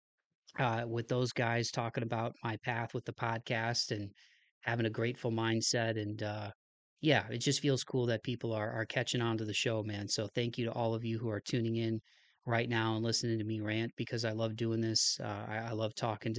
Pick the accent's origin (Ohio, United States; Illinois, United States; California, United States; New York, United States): Ohio, United States; Toledo; my home state of Ohio as a Toledo native and an Ohio native